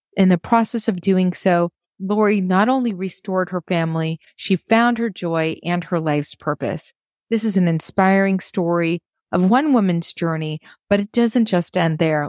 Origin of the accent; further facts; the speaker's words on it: Maine, United States; moved away as an adult; I've lived outside of Maine for now thirty years, I'm a girl from Maine